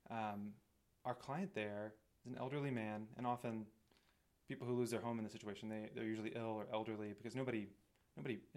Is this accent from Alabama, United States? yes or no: yes; Alabama, United States; now in Washington, DC, United States; Alabama originally, but now I live in DC